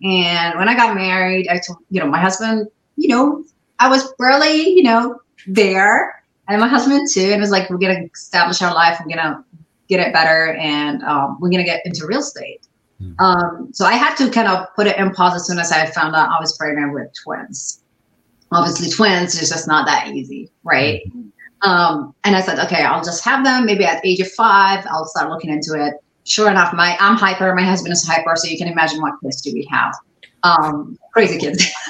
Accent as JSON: {"language": "English", "region": "Dubai", "country": "United Arab Emirates", "tie": "born or raised there", "also_born_or_lived": "Ohio, United States", "second_language": "English", "moved": "as an adult", "lives_now": "United States", "said": "I was born lived in Dubai, but I'm not from there"}